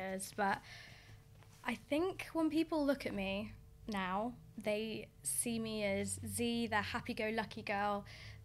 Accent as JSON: {"language": "English", "town": "Coventry", "region": "West Midlands", "country": "United Kingdom", "tie": "born or raised there", "also_born_or_lived": "Essex", "moved": "as an adult", "said": "I grew up in Coventry, which was years ago, it was a tough place to grow up in. We grew up in a really rough area called Hillfields"}